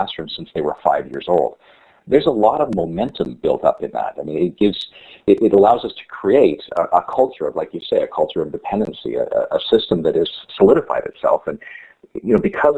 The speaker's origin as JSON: {"language": "English", "country": "Canada", "said": "as a Canadian"}